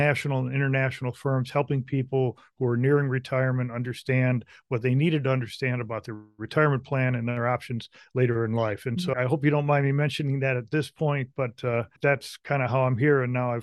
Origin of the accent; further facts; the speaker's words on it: Michigan, United States; I grew up in Michigan, which is where our company is headquartered, White Glove.